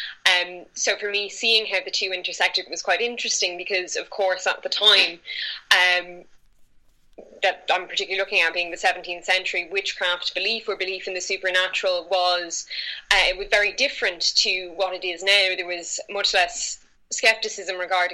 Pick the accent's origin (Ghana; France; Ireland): Ireland; accent: Irish; I am from Ireland, and we do have a very strong folkloric tradition over here, which from a very young age I was exposed to by family